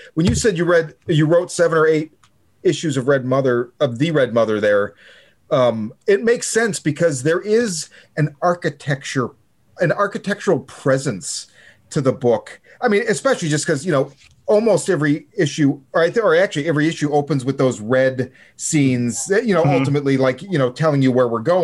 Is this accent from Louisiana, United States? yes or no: no; Chicago, Illinois, United States; moved away; I'm originally from Chicago.